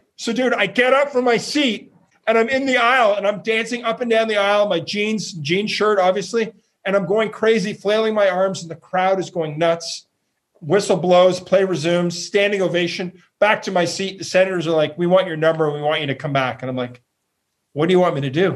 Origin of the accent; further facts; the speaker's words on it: Ottawa, Ontario, Canada; From Ottawa. Uh, I grew up uh, my parents' middle class town, Ottawa